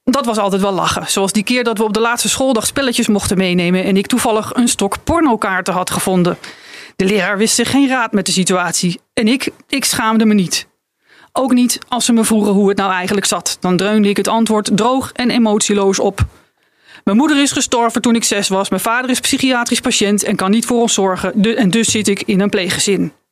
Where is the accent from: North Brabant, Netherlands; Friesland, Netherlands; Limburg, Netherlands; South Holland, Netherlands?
Friesland, Netherlands; ik, ik kom uit Friesland